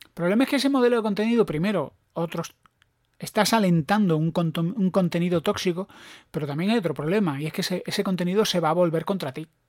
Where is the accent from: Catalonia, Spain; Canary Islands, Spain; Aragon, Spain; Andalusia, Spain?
Andalusia, Spain; Granada; yo soy de Granada